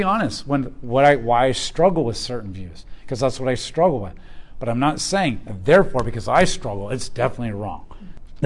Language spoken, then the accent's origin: English; United States; growing up in America